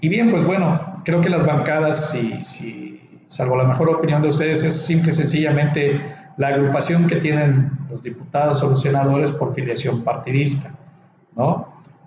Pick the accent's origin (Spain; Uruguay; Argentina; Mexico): Mexico; nosotros como ciudadanos mexicanos